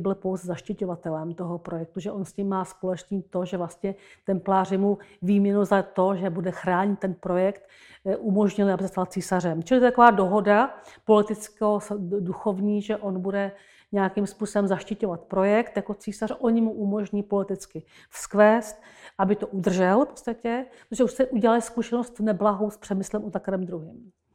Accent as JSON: {"language": "Czech", "town": "Jindřichův Hradec", "region": "South Bohemian Region", "country": "Czechia", "tie": "born or raised there", "also_born_or_lived": "Český Krumlov", "moved": "yes", "said": "Já jsem narozená u Jindřichova Hradce"}